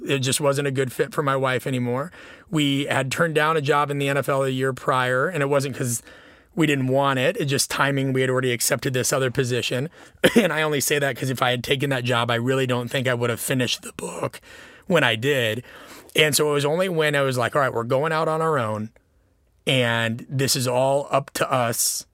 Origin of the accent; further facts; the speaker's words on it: Nebraska, United States; moved away; also born or lived in Illinois; growing up in Nebraska